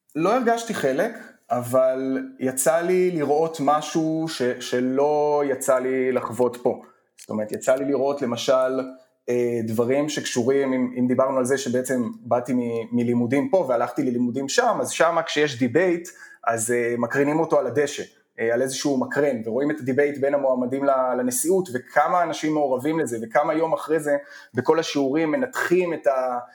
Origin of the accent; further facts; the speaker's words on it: Hofit, Central District, Israel; אני גדלתי בחופית שבעמק חפר